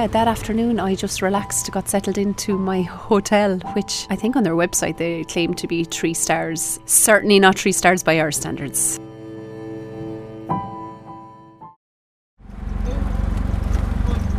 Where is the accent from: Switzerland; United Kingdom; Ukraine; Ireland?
Ireland; as an Irish person